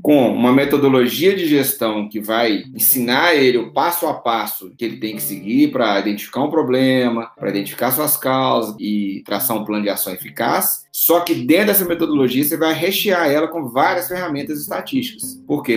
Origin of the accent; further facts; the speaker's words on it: Pedro Leopoldo, Minas Gerais, Brazil; also born or lived in Belo Horizonte; eu sou aqui de Pedro Leopoldo, uma cidade aqui próxima de BH, né? Minas Gerais